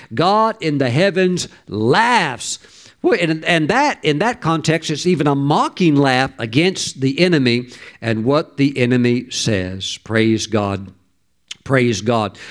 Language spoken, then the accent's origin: English; the South, United States; I grew up in the South